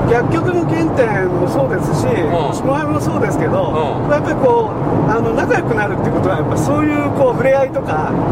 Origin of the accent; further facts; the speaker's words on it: Nagano, Japan; also born or lived in Yokohama, Japan / Gifu, Japan; now in Gujo, Japan; 僕はあの実は出身は長野県で、はい、横浜の学校に行ってそれからずっとまあ都会にいたんですけど、